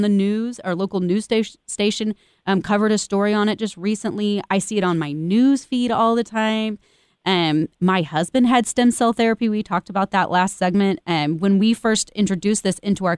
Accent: Kansas City, United States; Kansas City, my hometown

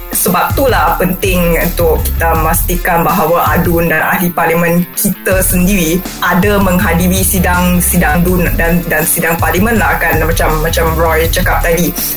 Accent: Malaysia; kita sebagai orang Malaysia sebagai rakyat

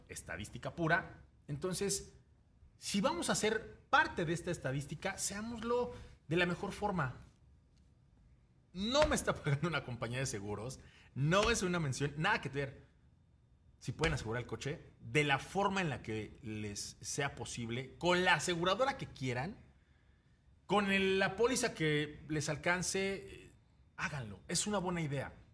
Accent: Mexico; como mexicanos

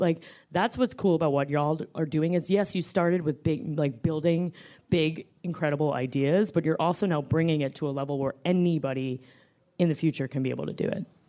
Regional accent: New York, United States; also born or lived in Washington, D.C.; I am a New Yorker

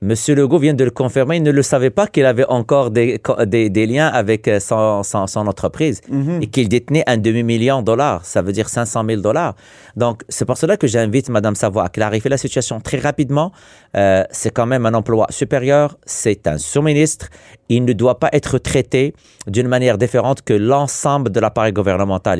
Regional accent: Quebec, Canada

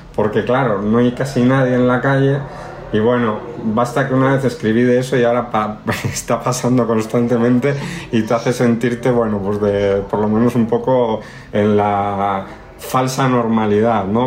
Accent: Spain; now in Mexico; como españoles

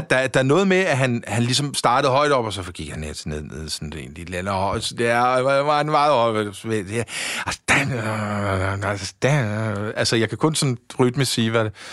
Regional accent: Frederiksberg, Capital Region of Denmark, Denmark; jeg er sådan rigtig Frederiksberg-dreng

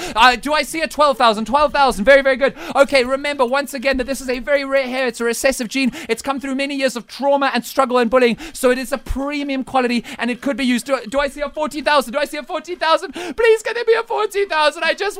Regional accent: South Africa; I am a South African ginger, not even Afrikaans one like Kitsoff. I am an English thoroughbred South African ginger, first of my generation.

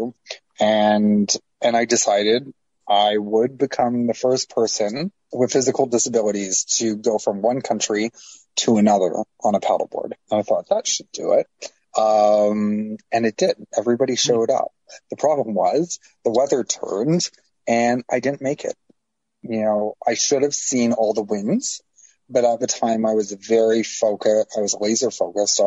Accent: Toronto, Ontario, Canada; I was born and raised in Toronto, and I lived there most of my life.

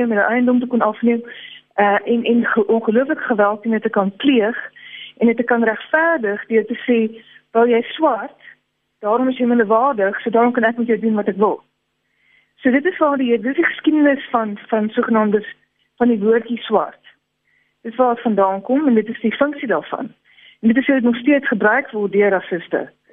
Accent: South Africa; as 'n Afrikaner

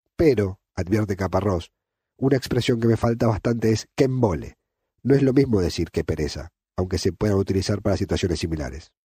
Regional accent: Argentina; moved away as an adult; now in Catalonia, Spain; Soy argentino, pero vivo en Cataluña hace 10 años

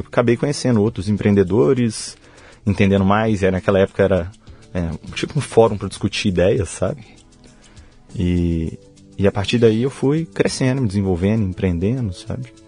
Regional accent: Belo Horizonte, Minas Gerais, Brazil; also born or lived in Mantena, Minas Gerais; a gente sempre morou em Belo Horizonte. E cheguei lá só para nascer. Com três dias de vida, minha mãe e meu pai já voltaram para Belo Horizonte.

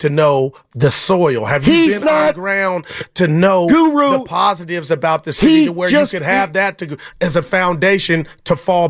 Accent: Union City, California, United States; I'm from Union City, been here my whole life.

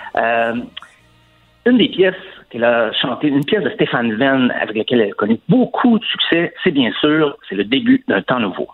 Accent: Saint-Claude, near Asbestos, Quebec, Canada; mon coin de pays, en fait, Saint-Claude, qui est juste à côté d'Asbestos.

